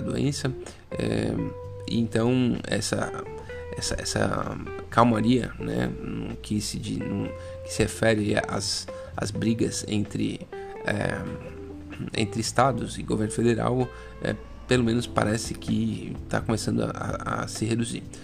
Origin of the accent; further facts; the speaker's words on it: Brazil; porque a gente é brasileiro